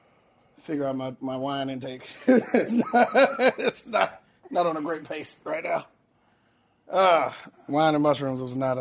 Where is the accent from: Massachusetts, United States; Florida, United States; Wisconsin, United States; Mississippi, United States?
Florida, United States; Tallahassee; Tallahassee, Florida. All right. Man. Yes.